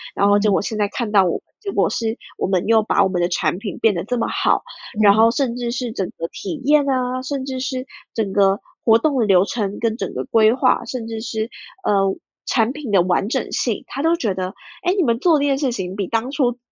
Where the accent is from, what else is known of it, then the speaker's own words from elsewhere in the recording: Ho Chi Minh City, Vietnam; moved away as an adult; now in Taiwan; 我从小到大就是可以很了解我妈妈家乡长什么样子，因为我就在那边长大